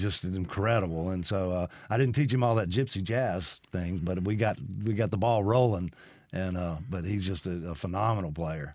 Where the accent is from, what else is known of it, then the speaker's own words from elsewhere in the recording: Brandon, Mississippi, United States; also born or lived in Lexington, Kentucky / Nashville / Los Angeles; my family moved back here when I was three months old. So I basically grew up in Brandon